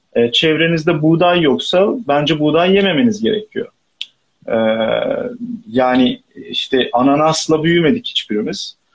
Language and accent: Turkish; Istanbul, Turkey; İstanbul'da doğup büyüdüğüm için burada da kalamıyorum